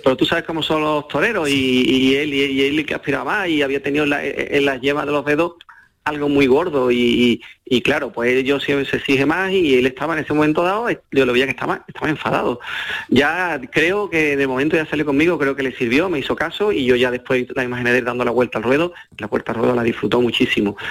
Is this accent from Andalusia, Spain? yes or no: yes; Seville, Andalusia, Spain; me crié en la Plaza de Toro de Sevilla